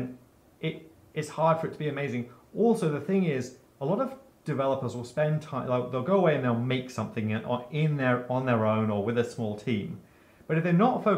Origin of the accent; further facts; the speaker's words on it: Cambridge, East of England, United Kingdom; moved away; also born or lived in Silicon Valley; I grew up in Cambridge, England